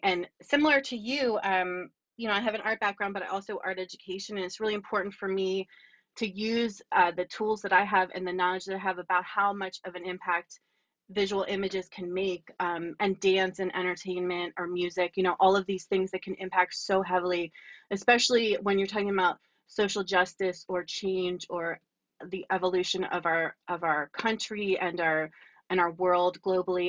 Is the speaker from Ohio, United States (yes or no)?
no; Lower Bucks County, Pennsylvania, United States; also born or lived in Baltimore / Berks County; I grew up in Lower Bucks County